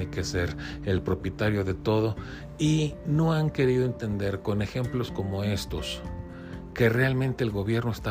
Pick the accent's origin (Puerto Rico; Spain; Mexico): Mexico; yo como mexicano puedo